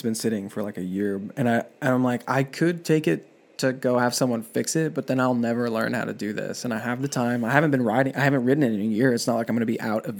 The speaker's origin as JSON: {"language": "English", "region": "West Coast", "country": "United States", "moved": "yes", "said": "I'm from the West Coast"}